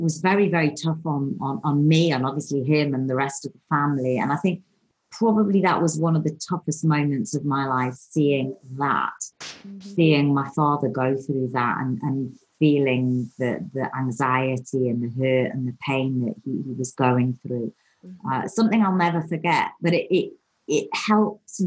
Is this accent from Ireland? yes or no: no; Newcastle upon Tyne, North East England, United Kingdom; I was brought up in Newcastle, which is an amazing town